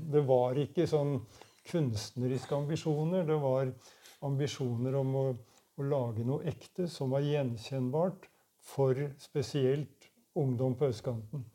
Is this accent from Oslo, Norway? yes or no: yes; Oslo, Norway; Jeg kom i hvert fall fra Furuset, eh, østkanten i Oslo. Og der var det, allerede når jeg var ganske liten, så var det allerede et veldig sterkt hockeymiljø.